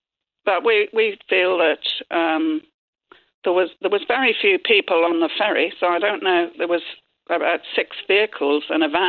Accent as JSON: {"language": "English", "town": "Cork", "region": "Munster", "country": "Ireland", "said": "Yeah, I come from Cork, yeah."}